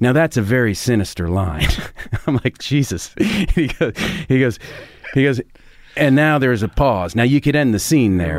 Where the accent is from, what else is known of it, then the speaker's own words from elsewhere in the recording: Cambridge, Massachusetts, United States; I grew up in Cambridge